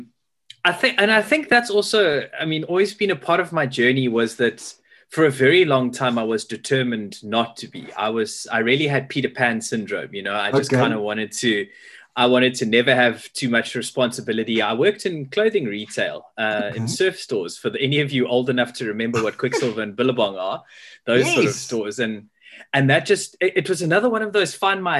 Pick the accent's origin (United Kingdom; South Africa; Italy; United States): South Africa; Pietermaritzburg, KwaZulu-Natal; moved away as an adult; also born or lived in Durban; now in Cape Town, South Africa; I was born in Durban, grew up in Pietermaritzburg, but I was desperate to leave and become a Cape Townian